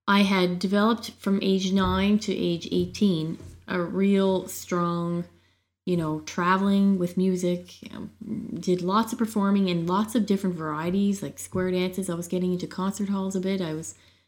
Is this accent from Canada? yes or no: yes; Cape Breton, Nova Scotia, Canada; moved away; I was home for Easter in Cape Breton